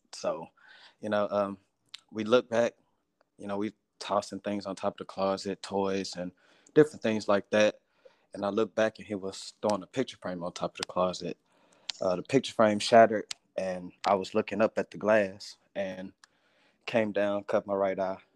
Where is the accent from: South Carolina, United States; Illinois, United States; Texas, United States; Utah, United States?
Texas, United States; Houston; I'm from Houston, Texas